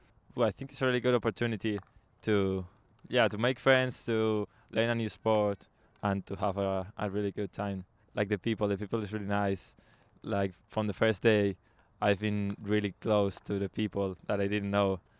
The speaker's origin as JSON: {"language": "English", "country": "Spain", "second_language": "English", "moved": "yes", "lives_now": "Waterford, Ireland", "said": "I'm from Spain."}